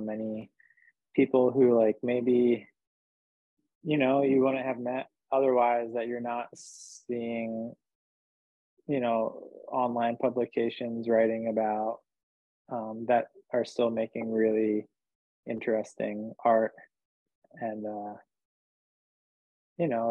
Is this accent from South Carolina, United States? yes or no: no; New Jersey, United States; also born or lived in New Hampshire; now in New York, United States; I'm from New Hampshire, but I'm really from New Jersey